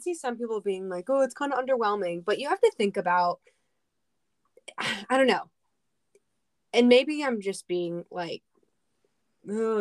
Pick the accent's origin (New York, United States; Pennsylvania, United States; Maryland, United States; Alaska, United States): Pennsylvania, United States; Philadelphia; I'm from Philly